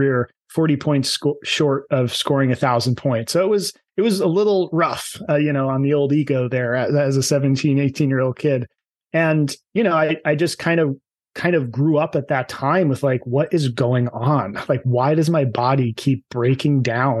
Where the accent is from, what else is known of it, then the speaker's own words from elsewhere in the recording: New Jersey, United States; I'm from New Jersey, so I can say this. I was a Jersey meathead